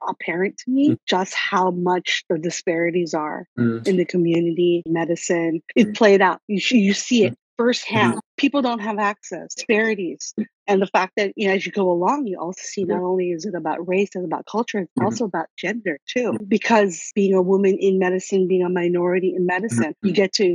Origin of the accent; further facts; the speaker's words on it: Guam; now in California, United States; I grew up in Guam